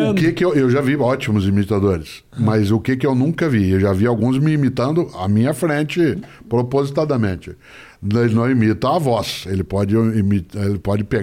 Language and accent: Portuguese; Paraná, Brazil; accent: caipira; now in São Paulo, Brazil; Né, eu sou caipira, portanto, eu tenho a puxada do R, do norte okay. do Paraná. Aí eu estou na capital paulista há 53 anos